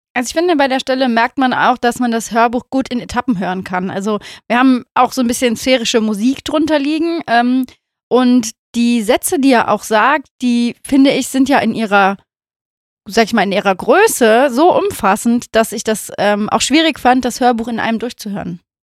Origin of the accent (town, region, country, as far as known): Rhineland, Germany